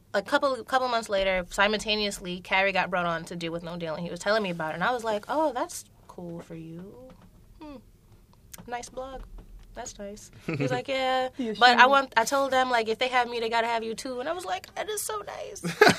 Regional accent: New York City, New York, United States; I'm from Brooklyn.

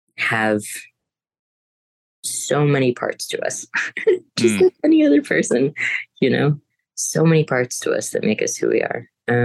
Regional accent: United States; the Americanness that we grew up here

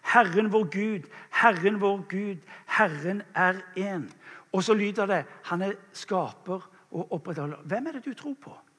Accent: England, United Kingdom; now in Norway; jeg kommer fra England opprinnelig

